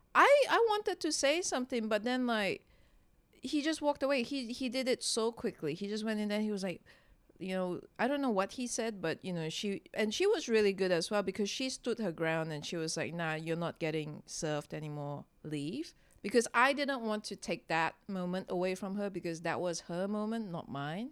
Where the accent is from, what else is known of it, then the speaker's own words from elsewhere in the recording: Singapore; when I was growing up in Singapore, it was quite conservative